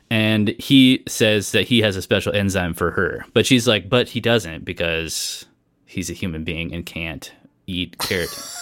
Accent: Southern California, United States; I grew up in Southern California

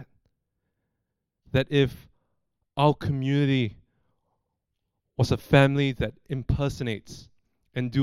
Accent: Singapore; moved away as an adult; now in Australia; I've lived overseas, coming up to 9 years, away from my hometown in Singapore

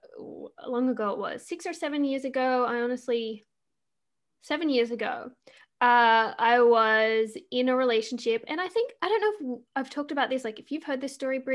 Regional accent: Australia; moved away as an adult; now in Canada; I'm Australian and I live in Canada

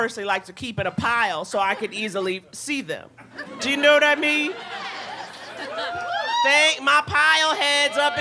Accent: New York, United States; I grew up in New York

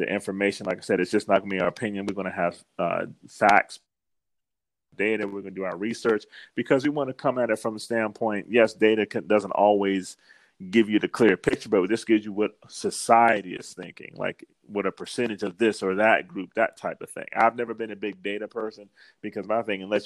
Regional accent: Washington, District of Columbia, United States; moved away; growing up in the East Coast in a city like D.C.

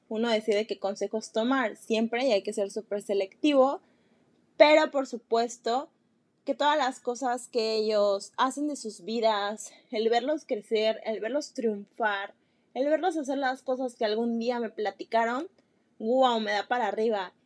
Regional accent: Mexico; soy de México

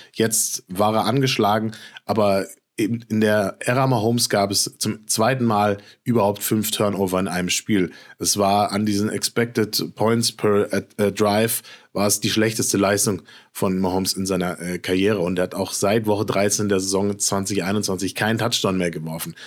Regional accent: Frankfurt, Hesse, Germany; Frankfurt, meine Geburtsstadt

